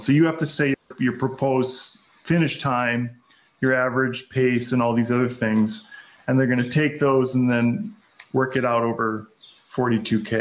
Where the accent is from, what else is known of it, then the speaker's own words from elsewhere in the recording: Minnesota, United States; my home state is Minnesota